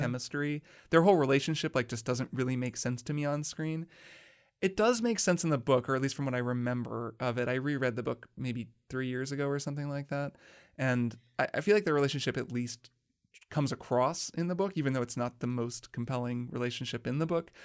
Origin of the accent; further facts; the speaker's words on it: Indiana, United States; I'm also from Indiana